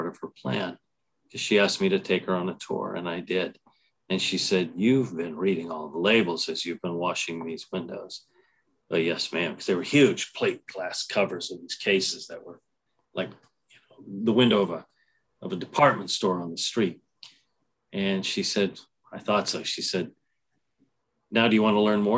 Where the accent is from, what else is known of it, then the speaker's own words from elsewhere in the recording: San Jose, California, United States; Growing up in San Jose